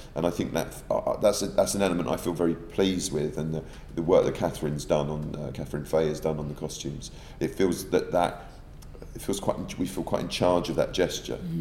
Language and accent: English; United Kingdom; I'm a, an indirect product of, as those millions of other British people of Irish descent.